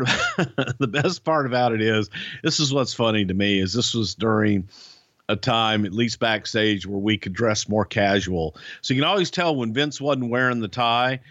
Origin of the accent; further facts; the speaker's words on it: Friendswood, Texas, United States; my hometown here in Friendswood, Texas